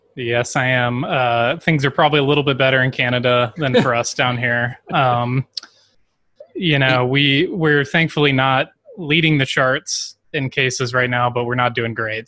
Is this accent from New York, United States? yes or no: no; Baton Rouge, Louisiana, United States; also born or lived in New Orleans; I grew up in Baton Rouge, Louisiana, my entire life